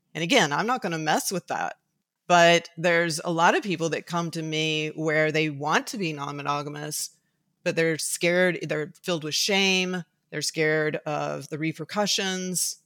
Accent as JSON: {"language": "English", "town": "Tuscaloosa", "region": "Alabama", "country": "United States", "tie": "born or raised there", "moved": "yes", "said": "I was raised for certain reasons in Tuscaloosa, Alabama. So I was raised in the Deep South"}